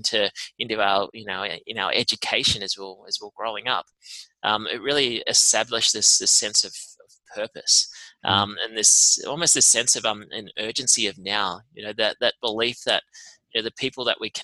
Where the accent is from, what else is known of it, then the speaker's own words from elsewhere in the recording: Tamworth, New South Wales, Australia; moved away as an adult; now in Melbourne, Australia; I grew up in Tamworth, country music capital of Australia